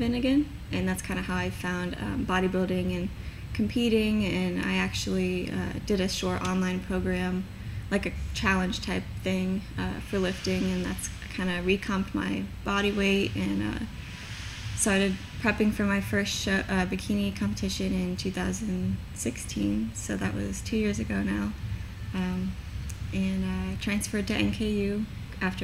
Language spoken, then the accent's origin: English; Independence, Kentucky, United States; also born or lived in Minnesota / Crescent Springs, Kentucky; I'm from Independence. I currently live off of Buttermilk over in Crescent Springs.